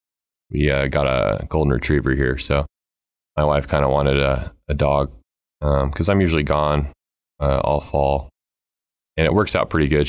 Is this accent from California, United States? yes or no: no; Broomfield, Colorado, United States; also born or lived in Pueblo, Colorado; I grew up in Broomfield